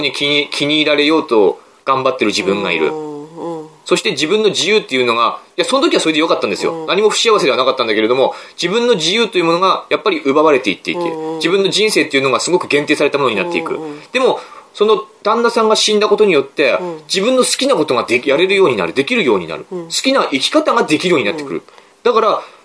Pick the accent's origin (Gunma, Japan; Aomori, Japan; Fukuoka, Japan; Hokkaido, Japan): Aomori, Japan; 我々の青森